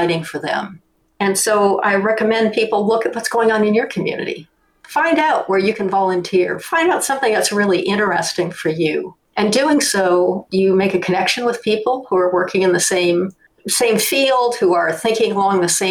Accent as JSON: {"language": "English", "town": "Detroit", "region": "Michigan", "country": "United States", "tie": "born or raised there", "also_born_or_lived": "Europe", "moved": "yes", "said": "I grew up in Detroit"}